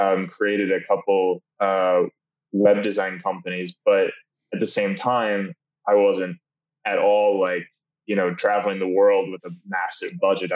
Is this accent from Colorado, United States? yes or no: no; suburbs of Chicago, Illinois, United States; a kid from the suburbs of Chicago